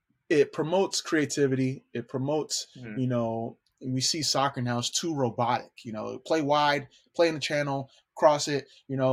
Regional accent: California, United States; Growing up in California, I played in the Mexican League, the Mexican Summer Leagues

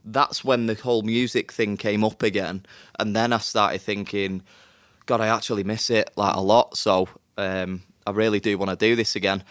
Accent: Manchester, North West England, United Kingdom; I'm from Manchester

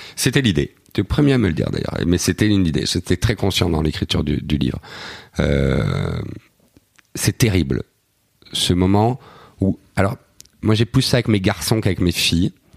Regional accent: Belgium; je suis belge

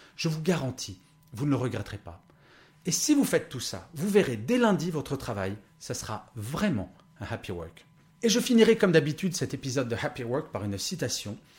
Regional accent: France; Je suis né en France, soi-disant le pays du bien-être et du savoir-vivre

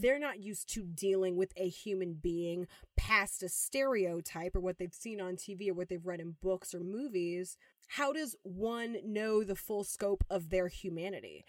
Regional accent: Los Angeles, California, United States; growing up in Venice

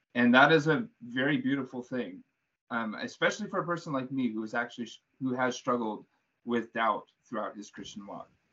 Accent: Southern California, United States; moved away as an adult; now in Minnesota, United States; I'm from Southern California, but I go to school in Minnesota

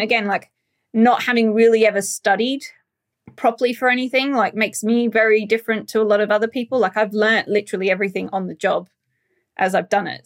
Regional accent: Australia; moved away; being Australian, uh, we, as a culture, Australians, we're a lot more direct

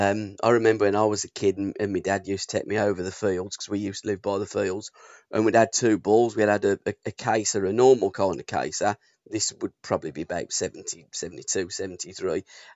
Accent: United Kingdom; I support all of the British teams because I'm British and I hope that they all do well.

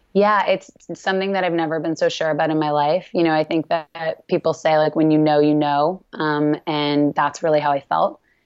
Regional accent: Canada; I'm Canadian

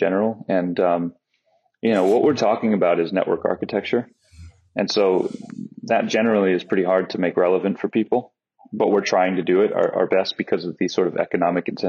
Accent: United States; now in Netherlands; I'm an American citizen.

